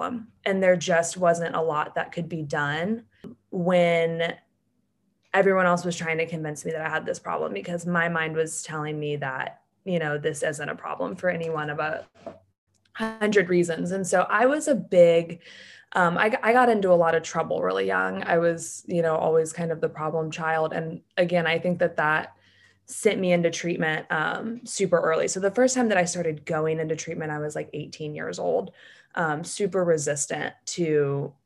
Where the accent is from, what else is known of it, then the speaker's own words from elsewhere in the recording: Atlanta, Georgia, United States; I'm from Atlanta, Georgia, and I grew up super normal